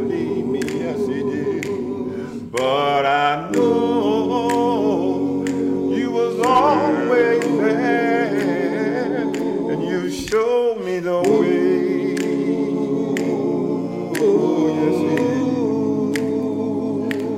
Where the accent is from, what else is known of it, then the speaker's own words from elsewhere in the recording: Mississippi, United States; now in Hampton, United States; I'm originally from Mississippi, but I've been here since 84 in Hampton, Virginia.